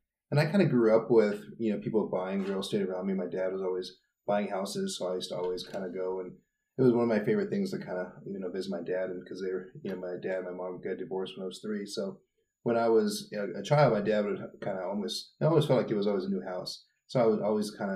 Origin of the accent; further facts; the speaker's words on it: Tucson, Arizona, United States; also born or lived in Santa Fe, New Mexico / Phoenix, Arizona; I'm from Santa Fe, New Mexico, but I moved here in Tucson when I was 10